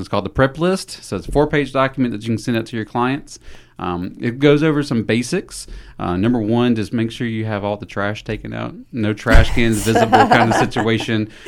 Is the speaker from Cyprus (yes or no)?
no; Thomasville, Georgia, United States; moved away as an adult; now in Newnan, United States; born and raised in Thomasville, Georgia